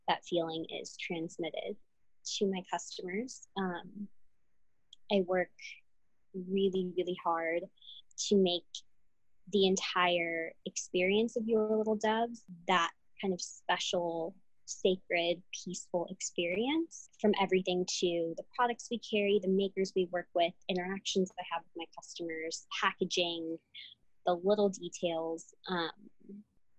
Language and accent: English; United States; first person in my whole family to be born in this country. And I am, my parents are Cuban exiles, refugees. So I was raised with that refugee mentality, but also had this very like interesting dichotomy of like growing up as an American